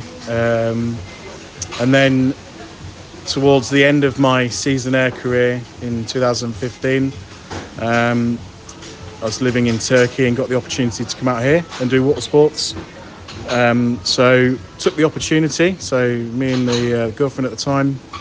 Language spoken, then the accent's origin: English; Peterborough, East of England, United Kingdom; now in Dubai, United Arab Emirates; I'm originally from just outside Peterborough.